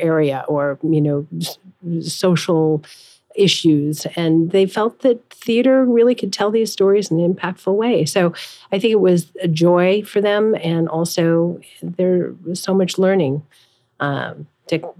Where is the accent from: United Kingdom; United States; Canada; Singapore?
United States; Los Angeles, California; now in New York, United States; I grew up in Los Angeles.